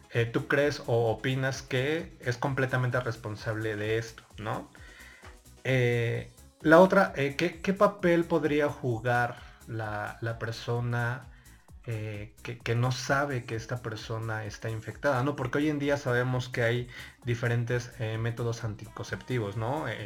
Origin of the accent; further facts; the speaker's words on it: Mexico City, Mexico; Yo soy del DF. ¿Del DF? ¿De qué delegación? Iztapalapa.